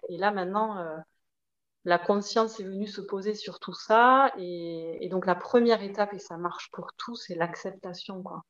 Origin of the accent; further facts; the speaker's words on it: Toulouse, Occitania, France; accent: petit accent; moved away as an adult; also born or lived in Paris region; je revenais vivre dans ma ville d'origine à Toulouse